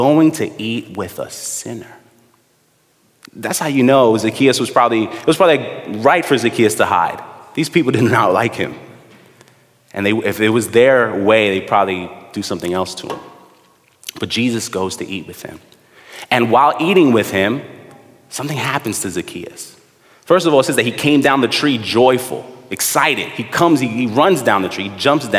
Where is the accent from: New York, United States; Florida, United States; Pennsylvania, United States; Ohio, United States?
New York, United States; New York City; Me and my brother, we grew up in the Midwood area, Flatbush